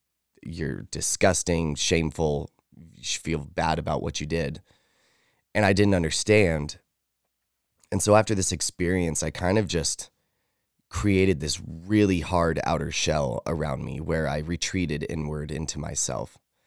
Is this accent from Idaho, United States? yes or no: yes; Idaho Falls, Idaho, United States; also born or lived in Fort Stewart, Georgia; I was born in Fort Stewart, Georgia. My dad was in the military, and my mom and him were very young. They were teenagers. But they were both from Idaho Falls. So they moved back to Idaho Falls, where family was, after I was born.